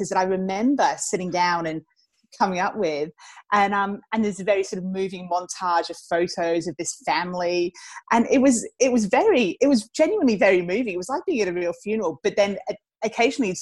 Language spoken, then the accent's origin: English; England, United Kingdom; accent: slight English lilt; moved away as an adult; also born or lived in Geelong, Australia; now in Australia; So I was born in England. Then I lived in Australia for a few years when I was a child. And then I moved back to England with my family for my teenage and university years